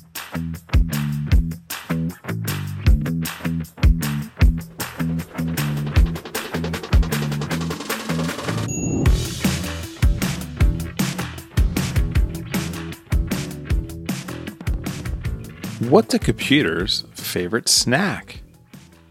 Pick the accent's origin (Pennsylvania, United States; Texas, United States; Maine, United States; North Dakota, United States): Pennsylvania, United States; Philadelphia; accent: Philly; I'm from the East Coast, Philadelphia area